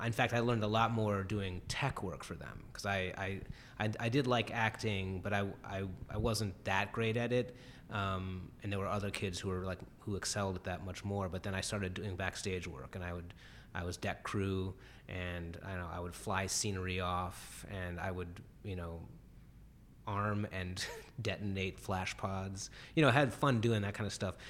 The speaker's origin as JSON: {"language": "English", "town": "Cleveland", "region": "Ohio", "country": "United States", "tie": "born or raised there", "said": "in the area of Cleveland I grew up, the Heights"}